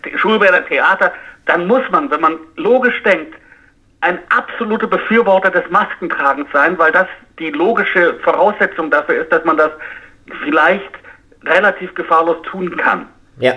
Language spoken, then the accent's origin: German; United States; als Amerikaner